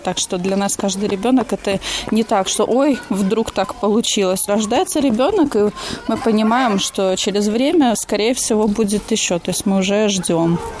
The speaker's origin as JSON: {"language": "Russian", "town": "Liepāja", "country": "Latvia", "tie": "born or raised there", "moved": "yes", "lives_now": "Blonti, Latvia", "said": "Я из Лепы"}